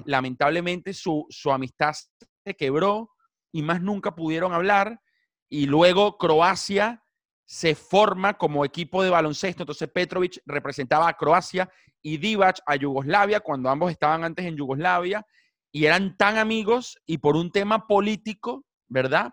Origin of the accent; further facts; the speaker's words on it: Caracas, Capital District, Venezuela; moved away as an adult; now in Buenos Aires, Argentina; En Venezuela crecí siendo el Caracas Fútbol Club, obviamente soy caraqueño